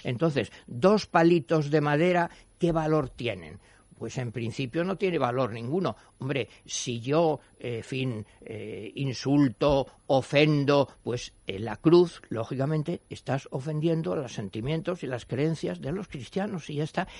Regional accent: Spain; somos españoles

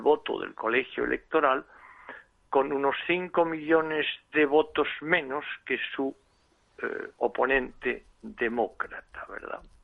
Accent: Spain

